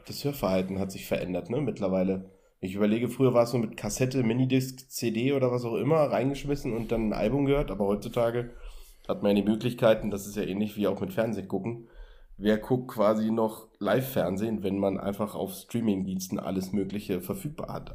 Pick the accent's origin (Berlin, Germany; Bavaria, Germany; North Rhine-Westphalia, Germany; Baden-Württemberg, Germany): Berlin, Germany; ich komme aus Berlin